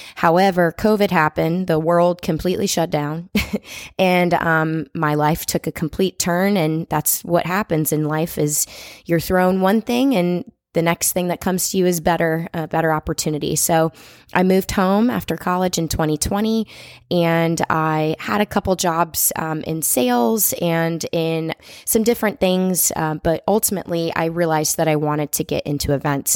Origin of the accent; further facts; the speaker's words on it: Florida, United States; moved away as an adult; also born or lived in Michigan; I am From Florida, I went to the University of Michigan for college